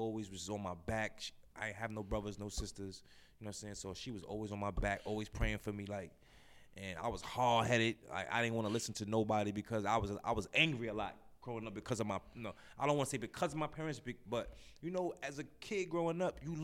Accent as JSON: {"language": "English", "town": "New York City", "region": "New York", "country": "United States", "tie": "born or raised there", "said": "I'm from Brownsville, man. Born and raised in Brownsville."}